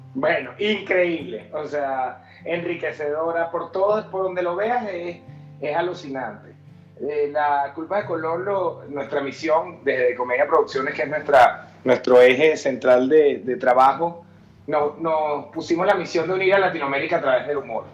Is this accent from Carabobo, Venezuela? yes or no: no; Caracas, Capital District, Venezuela; accent: caraqueño; moved away as an adult; now in Mexico; como venezolanos